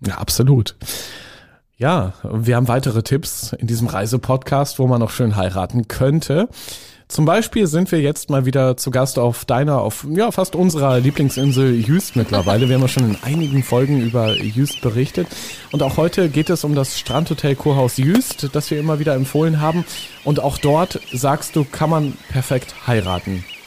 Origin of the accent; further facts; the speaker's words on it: Northern Germany, Germany; Ich komme ja auch aus dem Norden, wie man vielleicht hört